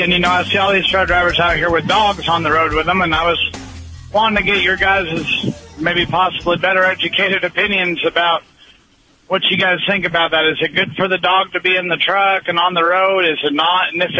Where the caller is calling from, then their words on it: New Mexico, United States; Calling from New Mexico.